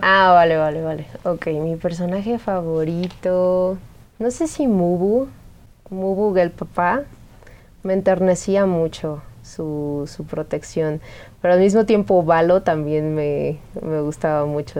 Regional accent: Xalapa, Veracruz, Mexico; yo soy de Jalapa

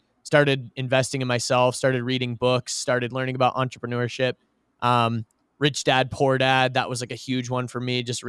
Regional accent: Georgia, United States; I grew up in Georgia, by the way, like outside of Atlanta. Went to Norcross High School, for anyone who's listening knows what that is.

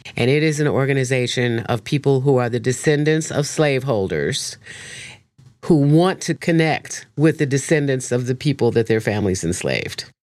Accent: Chicago, Illinois, United States; also born or lived in South Africa; I'm from Chicago

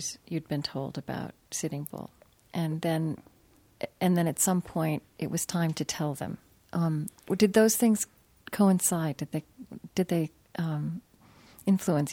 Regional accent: Shawnee, Oklahoma, United States; I grew up in Oklahoma

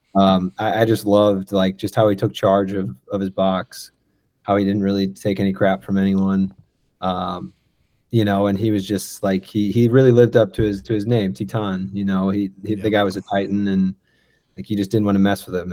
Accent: St. Louis, Missouri, United States; moved away as an adult; also born or lived in Salt Lake City / Miami / Tampa / Chicago; I grew up down down in Oakville, um, off of Telegraph

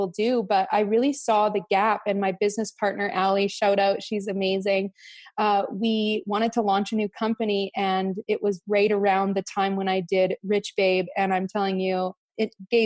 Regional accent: Cranbrook, British Columbia, Canada; I'm from Cranbrook, BC, Canada. So a very small little town

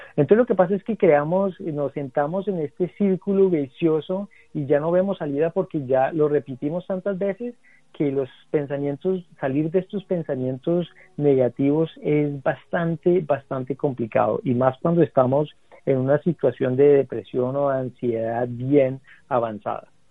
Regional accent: Garzón, Huila, Colombia; yo soy del Huila, de Grado Huila

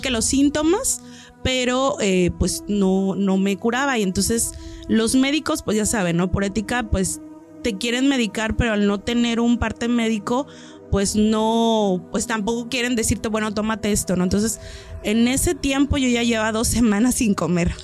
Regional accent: Oaxaca, Mexico; also born or lived in Isthmus of Tehuantepec; somos de aquí de Oaxaca

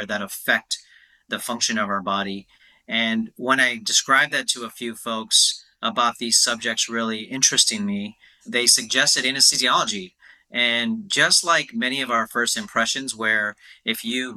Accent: United States; being an Indian American

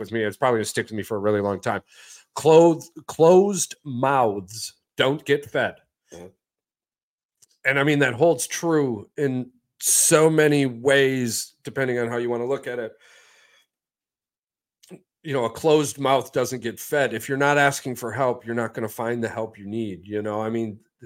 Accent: United States; the perception you get from being an American.

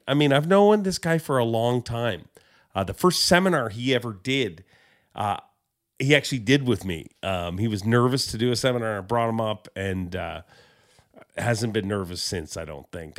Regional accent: Canada; as a Canadian and having an oddball job at Bass

